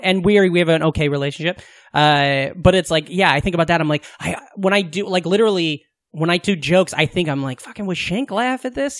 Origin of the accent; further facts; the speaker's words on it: Southwest Iowa, United States; I grew up in Southwest Iowa